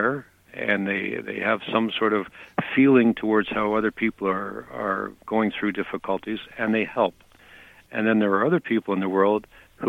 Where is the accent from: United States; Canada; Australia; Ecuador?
Canada; I'm a Canadian